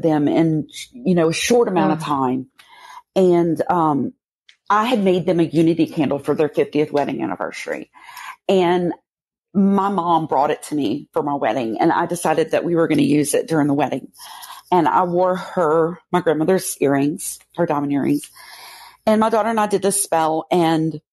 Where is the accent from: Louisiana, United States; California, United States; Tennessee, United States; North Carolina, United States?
Louisiana, United States; moved away; I'm originally from Louisiana